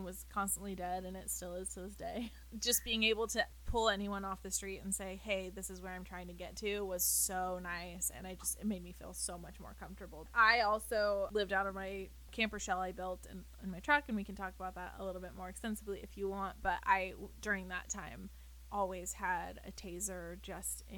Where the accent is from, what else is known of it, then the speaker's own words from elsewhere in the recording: United States; also born or lived in San Diego, California; as an American